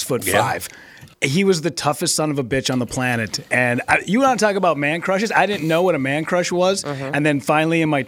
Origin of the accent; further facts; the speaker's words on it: Minnesota, United States; growing up in Minnesota